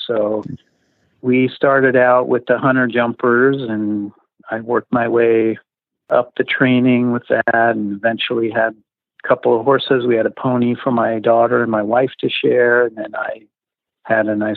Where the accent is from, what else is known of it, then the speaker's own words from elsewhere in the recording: Southern California, United States; I grew up in Southern California